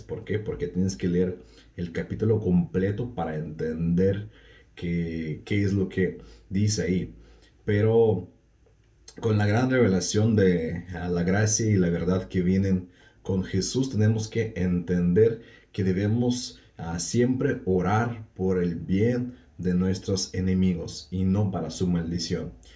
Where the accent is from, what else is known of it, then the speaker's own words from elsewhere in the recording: Russia; Spanish is a second language; hablo un poco raro, no es porque soy medio tonto, sino porque soy ruso.